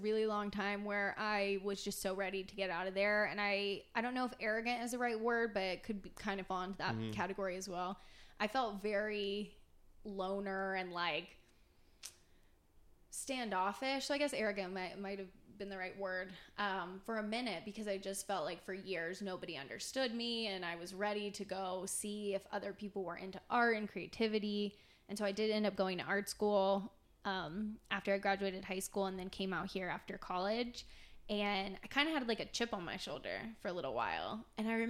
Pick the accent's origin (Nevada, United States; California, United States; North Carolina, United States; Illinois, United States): North Carolina, United States; now in Los Angeles, United States; I had left North Carolina to go to a different school.